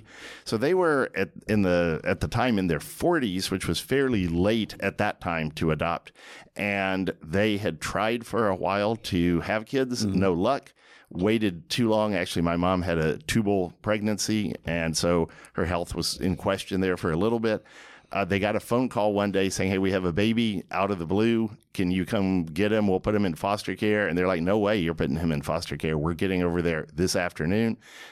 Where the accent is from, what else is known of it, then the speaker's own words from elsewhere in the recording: Austin, Texas, United States; I'm from Austin, Texas. I was born and raised.